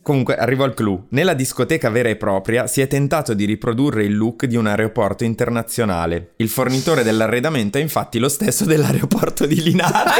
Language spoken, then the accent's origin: Italian; Brescia, Lombardy, Italy; io vengo da Brescia